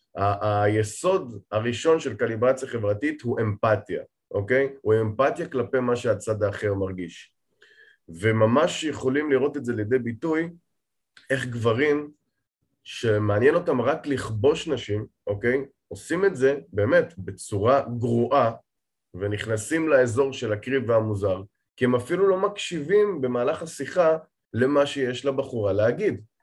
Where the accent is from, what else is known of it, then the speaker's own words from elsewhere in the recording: Safed, Northern District, Israel; moved away as an adult; now in Tel Aviv, Israel; כן, גדלתי בפריפריה. צפת זה פריפריה ארדקור.